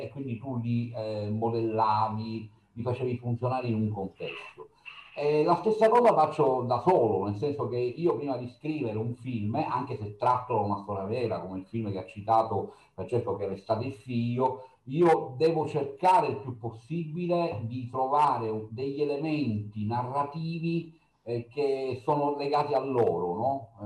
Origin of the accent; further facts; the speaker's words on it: Sicily, Italy; la mia terra